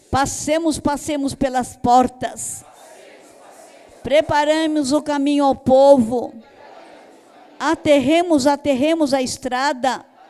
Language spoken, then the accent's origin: Portuguese; Brazil; como brasileiro